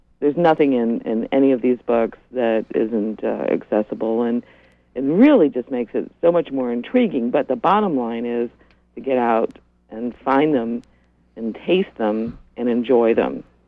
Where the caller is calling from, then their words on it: Rockland, Maine, United States; I'm calling from Rockland.